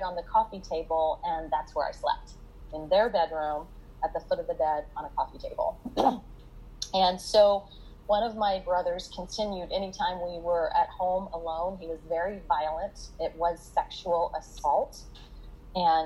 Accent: Oklahoma City, Oklahoma, United States; also born or lived in Luther, Oklahoma; I was born on a farm in Luther, Oklahoma.

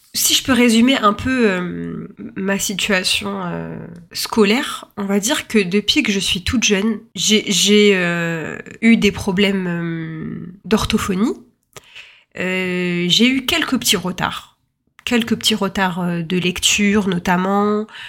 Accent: France; je suis née en France

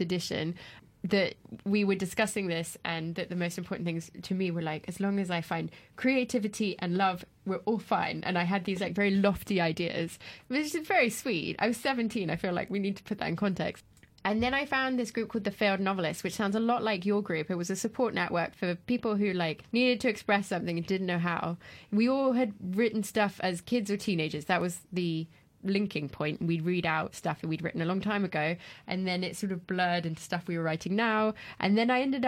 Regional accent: France; moved away; I grew up in France

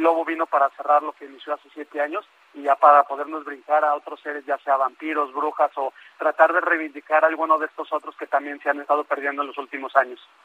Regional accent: Mexico; siendo un escritor mexicano

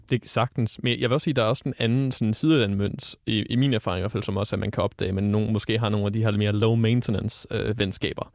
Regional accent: North Zealand, Denmark; moved away as an adult; now in North Jutland, Denmark; jeg er oprindeligt fra Nordsjælland, som man måske kan høre på min dialekt

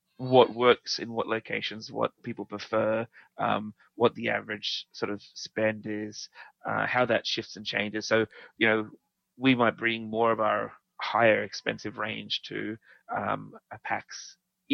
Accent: Australia

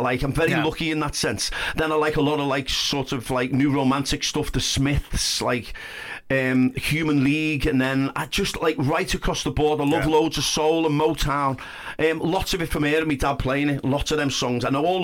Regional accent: Liverpool, North West England, United Kingdom; also born or lived in Huyton / Blundellsands; We went from like this semi detached house in Pilch Lane in Heighton to this big posh detached thing in Blundell Sands.

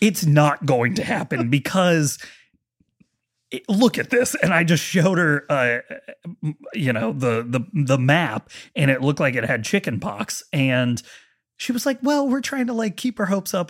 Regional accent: Marietta, Ohio, United States; moved away; I'm from Marietta, Ohio

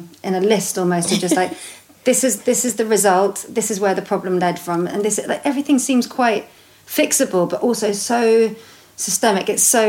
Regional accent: London, United Kingdom; I'm a Londoner born and bred

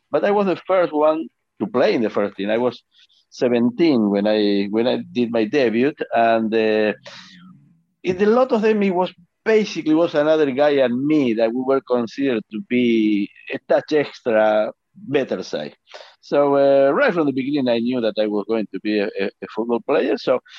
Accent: Argentina; I have a very happy childhood, to be honest, because like I said, I was playing football all the time

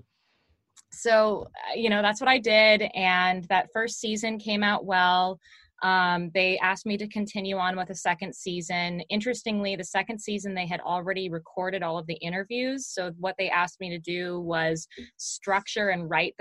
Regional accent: Seattle, Washington, United States; I grew up in Seattle

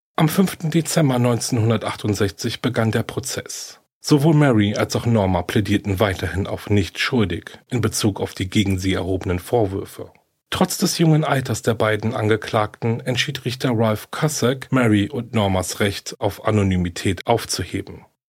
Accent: Germany; hier bei uns in Deutschland

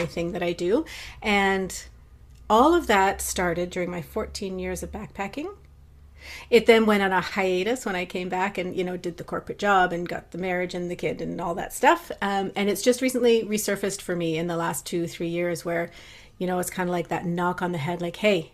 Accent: Ontario, Canada; moved away as an adult; also born or lived in Vancouver, Canada; now in Maple Ridge, Canada; I grew up in Ontario, and I left there many, many years ago

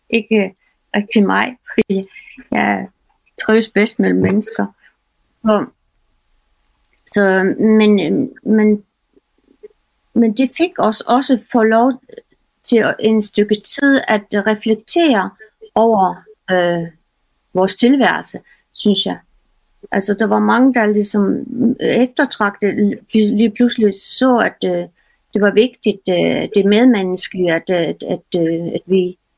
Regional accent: Faroe Islands; now in Denmark; jeg kommer jo fra Færøerne, og vi, øh, vi øh, vi flyttede øh, lige præcis på det tidspunkt fra færgerne til, til Danmark

